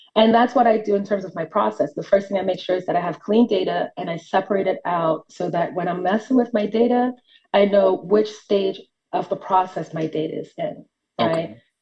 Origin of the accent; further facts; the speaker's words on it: New York City, New York, United States; moved away as an adult; now in Atlanta, United States; I am from New York City, uh, not born, but raised in Brooklyn, New York, and recently just moved to Atlanta about a year ago for work